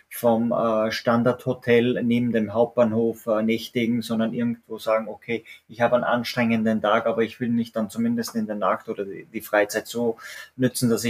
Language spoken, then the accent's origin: German; Austria; richtig, wir, wir sind Österreicher und äh, wir sind natürlich auch beide zwei sogenannte Landeier, sage ich mal so.